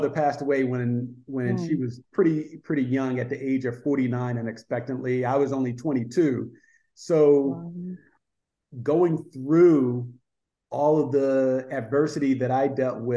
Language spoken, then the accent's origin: English; New Jersey, United States; now in Atlanta, United States; growing up in New Jersey